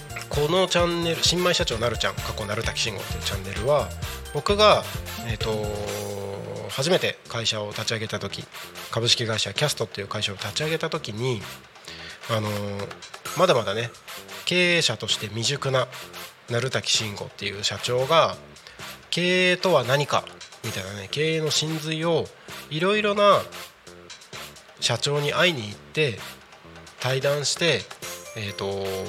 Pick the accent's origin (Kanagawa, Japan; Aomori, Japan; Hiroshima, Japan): Aomori, Japan; Takko; moved away; also born or lived in Tako, Chiba; 僕の地元青森県田子町